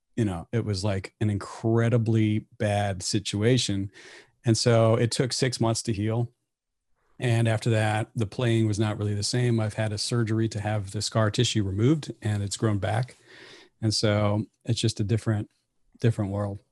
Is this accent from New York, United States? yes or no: no; Bellevue, Nebraska, United States; also born or lived in Saint Cloud, Minnesota; We ended up in Bellevue, Nebraska, which is the home of Strategic Air Command, when I was four. So that's actually where I ended up growing up all the way through high school.